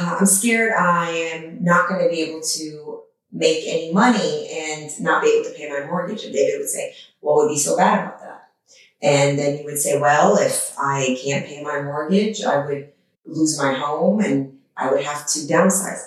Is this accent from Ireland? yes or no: no; Iran; now in United States; grew up in a war-torn country at the time I was born in Iran